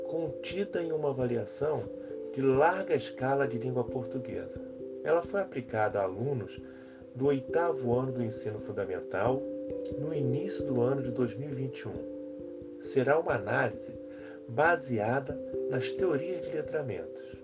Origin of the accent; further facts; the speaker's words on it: Rio de Janeiro, Brazil; sou carioca, tenho 57 anos e estudei português e literaturas na UFRJ